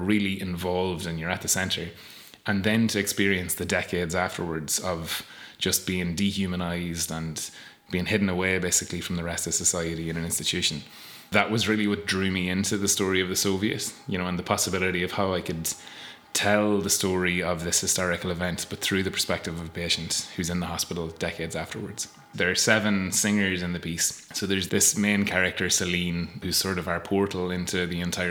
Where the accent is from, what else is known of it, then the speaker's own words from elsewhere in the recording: Castleblayney, Ulster, Ireland; I'm from Castleblayney